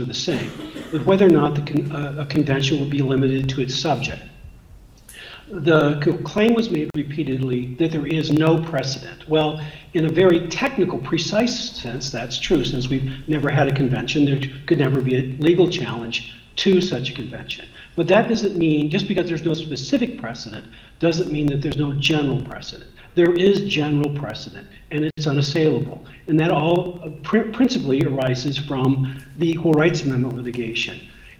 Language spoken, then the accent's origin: English; Virginia, United States; even though I'm from Virginia.